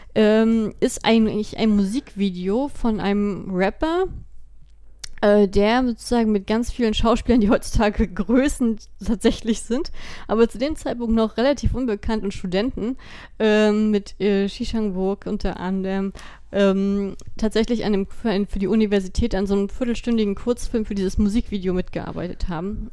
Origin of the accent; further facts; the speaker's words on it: Germany; bei uns in Deutschland